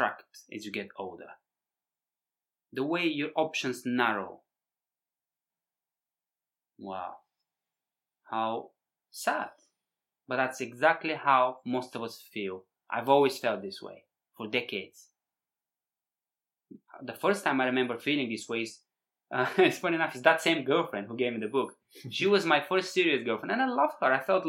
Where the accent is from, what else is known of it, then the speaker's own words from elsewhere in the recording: Bulgaria; moved away; growing up in Bulgaria, you know, post-communist Bulgaria